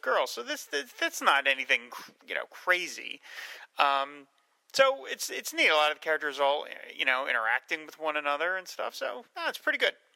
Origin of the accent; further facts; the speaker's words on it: New Jersey, United States; I'm from New Jersey